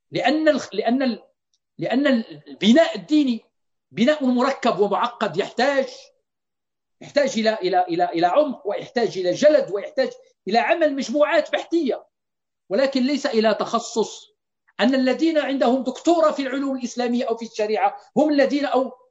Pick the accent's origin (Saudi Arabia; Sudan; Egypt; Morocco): Morocco; عندنا في المغرب لا نعرف لعلي شريعة إلا كتاب إلا كتابين